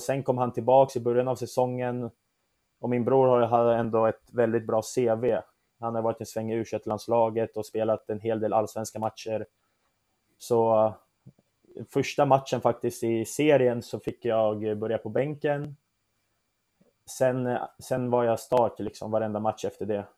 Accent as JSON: {"language": "Swedish", "town": "Södertälje", "region": "Stockholm County", "country": "Sweden", "tie": "born or raised there", "also_born_or_lived": "Turkey", "said": "jag är ju född och uppvuxen i Södertälje, där jag har bott största delen av mitt liv"}